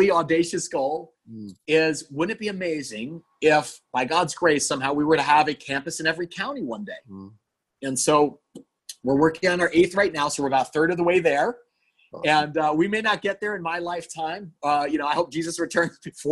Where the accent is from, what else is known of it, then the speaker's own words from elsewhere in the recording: New Jersey, United States; I'm a Jersey boy. You know, I grew up in New Jersey, and it's home to me